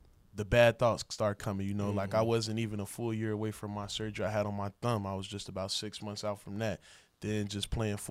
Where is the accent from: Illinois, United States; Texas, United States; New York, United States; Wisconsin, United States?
Illinois, United States; Chicago; moved away; Chicago, Illinois, Southside, born and raised